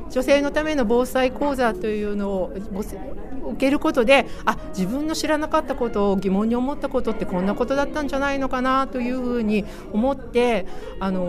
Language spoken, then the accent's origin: Japanese; Sendai, Miyagi, Japan; すはい仙台市内です